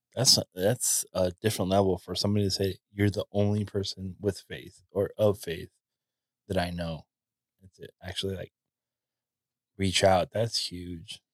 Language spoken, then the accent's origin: English; California, United States; a native Californian